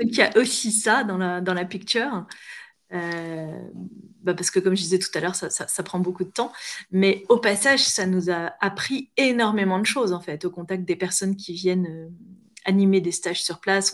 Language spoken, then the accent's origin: French; near Honfleur, Normandy, France; also born or lived in Paris; c'était dans ma région d'origine